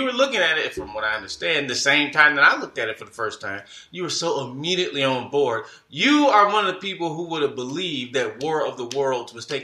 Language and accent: English; Detroit, Michigan, United States; I'm from Detroit.